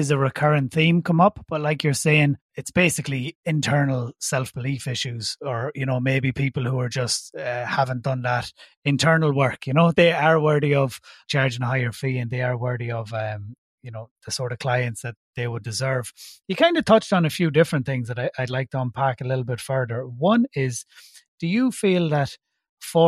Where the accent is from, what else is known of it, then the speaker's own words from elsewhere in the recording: Ireland; accent: Irish; obviously I'm based in Ireland, in case you haven't guessed by my accent